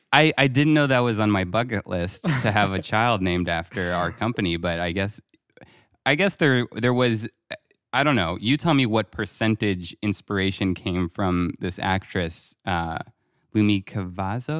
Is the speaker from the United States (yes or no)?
no; France; moved away; growing up in France